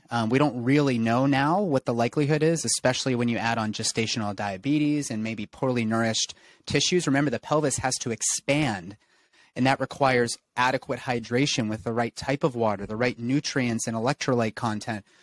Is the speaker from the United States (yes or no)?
no; England, United Kingdom; I'm English.